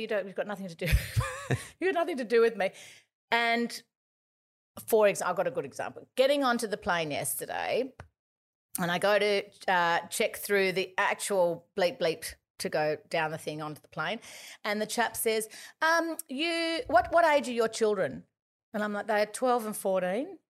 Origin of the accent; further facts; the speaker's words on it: Gosford, New South Wales, Australia; we grew up in Gosford